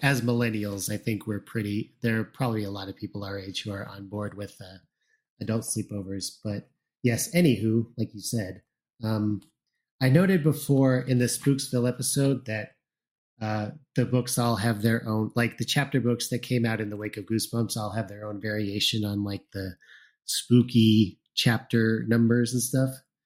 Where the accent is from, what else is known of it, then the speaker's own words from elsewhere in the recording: Plainfield, Illinois, United States; I grew up in Plainfield, Illinois